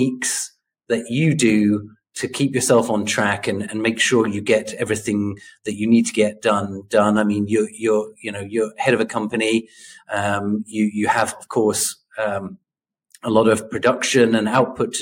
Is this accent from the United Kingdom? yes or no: yes; United Kingdom; moved away as an adult; also born or lived in Korea; now in South Korea; as a British person who spent 13 years now in Korea